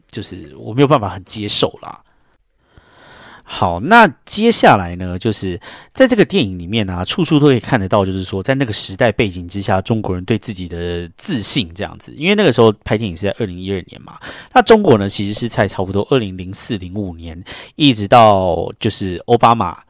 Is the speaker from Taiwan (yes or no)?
yes; Taiwan; now in New York, United States; 我身为台湾人